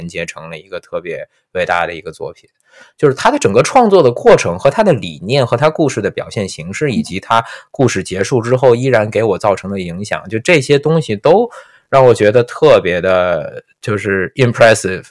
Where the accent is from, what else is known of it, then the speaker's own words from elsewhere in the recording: China; 我们中国人没有这么说话的